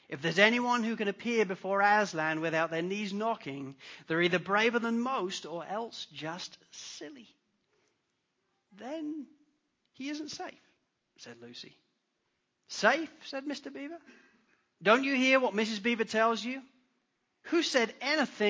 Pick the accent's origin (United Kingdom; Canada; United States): United Kingdom; England; accent: English; moved away; I'm English. You could tell by my accent. In England